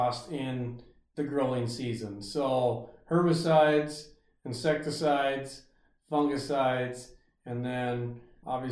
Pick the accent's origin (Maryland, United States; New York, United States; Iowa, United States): Iowa, United States; Ringsted; also born or lived in Brookings, South Dakota / Rake, Iowa; I grew up around Ringsted, Iowa